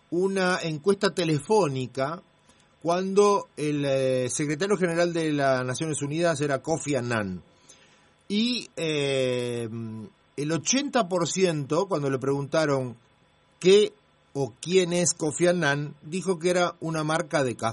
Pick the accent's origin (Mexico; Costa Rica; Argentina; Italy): Italy; mi país, yo soy italiano